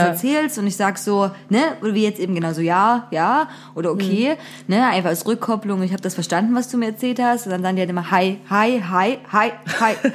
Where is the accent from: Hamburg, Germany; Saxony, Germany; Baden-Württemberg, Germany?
Saxony, Germany; Zwickau; in meiner Heimatstadt los ist. Zwickau